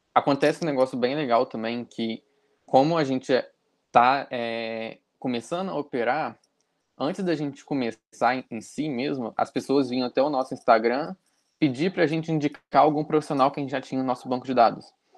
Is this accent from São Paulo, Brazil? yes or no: no; Juiz de Fora, Minas Gerais, Brazil; eu sou daqui de Juiz de Fora, Minas Gerais